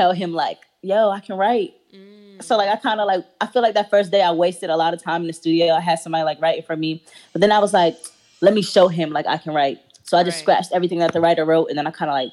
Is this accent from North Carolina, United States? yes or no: yes; Raleigh, North Carolina, United States; I'm from Raleigh, North Carolina. Exit 300